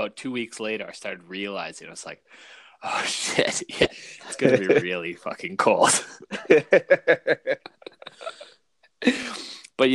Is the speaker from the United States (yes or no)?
no; New Brunswick, Canada; Growing up in New Brunswick in the suburbs